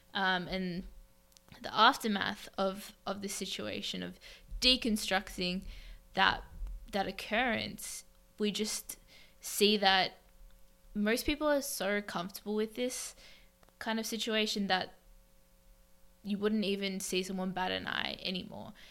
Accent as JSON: {"language": "English", "town": "Melbourne", "region": "Victoria", "country": "Australia", "tie": "born or raised there", "moved": "as an adult", "lives_now": "New York, United States", "said": "I was born in Melbourne, Australia, one of the most livable cities"}